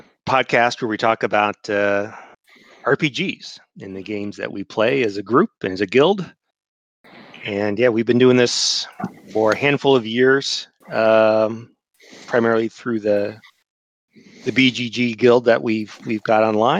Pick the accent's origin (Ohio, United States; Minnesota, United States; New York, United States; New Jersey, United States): Ohio, United States; Columbus; moved away; I grew up in Columbus, Ohio, and lived there for the majority of my life.